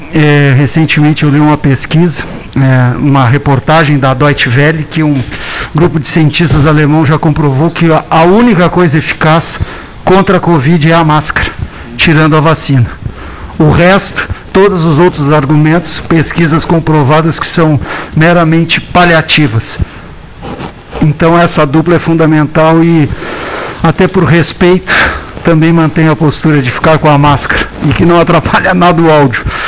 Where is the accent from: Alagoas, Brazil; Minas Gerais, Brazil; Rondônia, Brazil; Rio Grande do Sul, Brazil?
Rio Grande do Sul, Brazil; Pelotas; moved away; no meu torrão natal